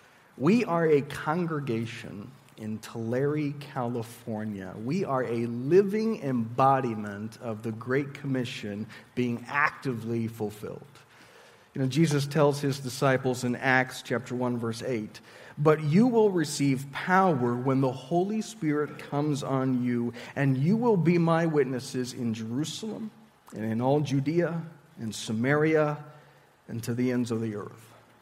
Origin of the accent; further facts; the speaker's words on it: Sendai, Miyagi, Japan; also born or lived in Tokyo; now in Visalia, United States; But I grew up in Japan. I primarily lived in Sendai, and that's a pretty small city for Japan standards